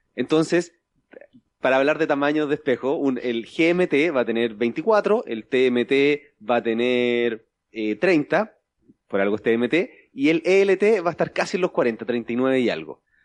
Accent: Chile; porque soy chileno

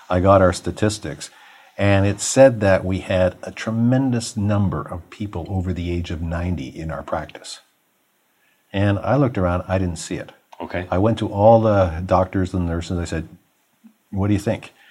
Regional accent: Toronto, Ontario, Canada; I grew up in Rexdale.

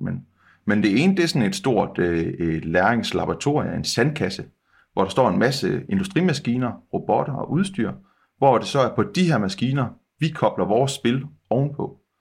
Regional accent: West Jutland, Central Denmark Region, Denmark; vi er jo vestjyder øh, begge

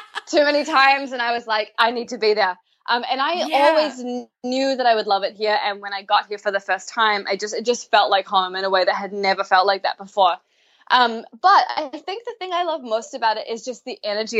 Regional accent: New Zealand; moved away as an adult; I grew up in New Zealand and lived there till I was 22.

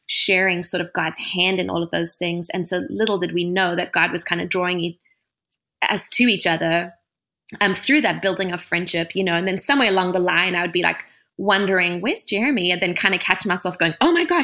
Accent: South Africa; moved away as an adult; now in United States; So I was born and raised in South Africa, and I came over to America for music.

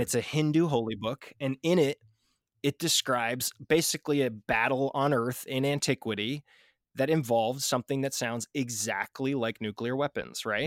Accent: United States; I'm obviously an American

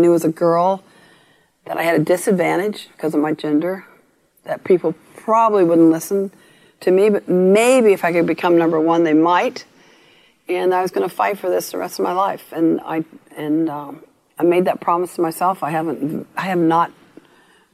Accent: Long Beach, California, United States; I grew up in Long Beach, California

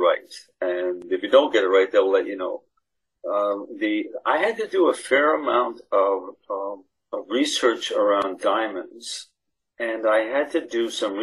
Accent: St. John's, Newfoundland and Labrador, Canada; I'm from St. John's, the capital city.

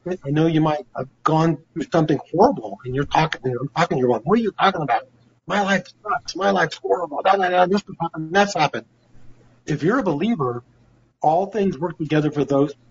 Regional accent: United States; also born or lived in Oregon; As American people and as believers

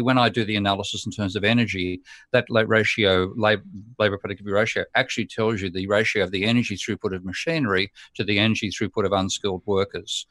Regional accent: Australia; Australia being my home country

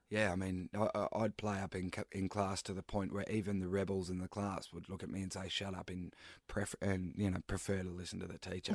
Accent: Daylesford, Victoria, Australia; moved away; also born or lived in Melbourne; I moved to, um, back to my hometown in Dalesford

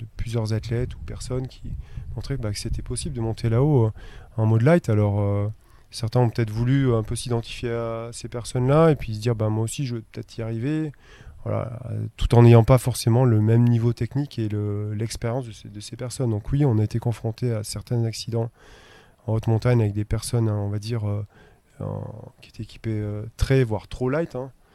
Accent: Auvergne-Rhône-Alpes, France; now in Chamonix, France; je suis originaire d'Auvergne

